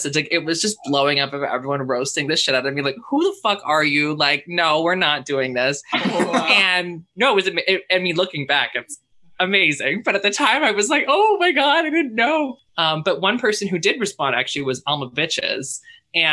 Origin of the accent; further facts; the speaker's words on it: Squamish, British Columbia, Canada; growing up in Squamish